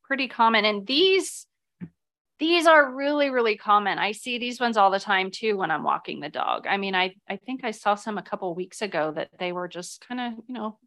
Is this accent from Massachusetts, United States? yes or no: no; Ohio, United States; I'm from Ohio